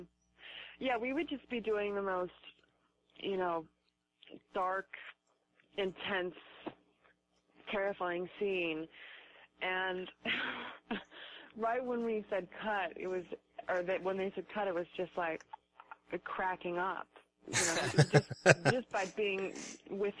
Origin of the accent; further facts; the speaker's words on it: Reno, Nevada, United States; I grew up in Reno